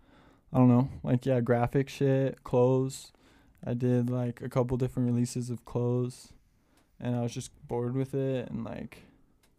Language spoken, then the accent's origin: English; West Jordan, Utah, United States; also born or lived in Murray, Utah; I grew up in West Jordan